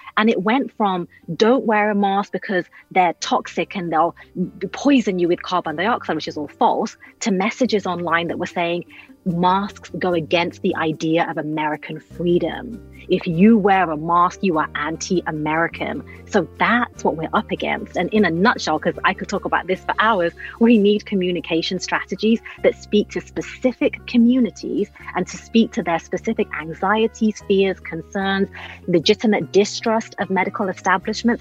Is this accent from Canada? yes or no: no; United Kingdom; I'm British